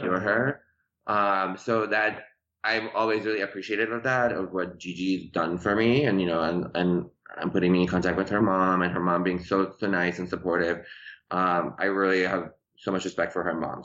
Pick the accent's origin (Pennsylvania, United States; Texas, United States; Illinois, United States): Illinois, United States; Chicago; English is a second language; moved away as an adult; also born or lived in Tehran, Iran; now in Los Angeles, United States; I grew up in Chicago in the suburbs of Chicago, and then um, I moved to LA.